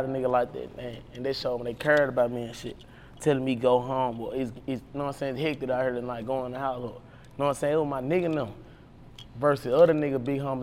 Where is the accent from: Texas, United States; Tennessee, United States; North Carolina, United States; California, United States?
Tennessee, United States; Memphis; I grew up in Whitehaven, Tennessee.